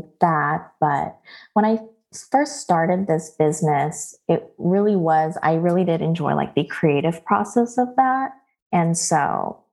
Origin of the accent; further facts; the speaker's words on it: Los Angeles, California, United States; moved away as an adult; also born or lived in Honolulu, Hawaii / Georgia / San Diego; now in Washington, D.C., United States; from sixth grade on, I have been based in Los Angeles up until about 2019. So basically had most of my primary education or like, you know, the high school and college experience there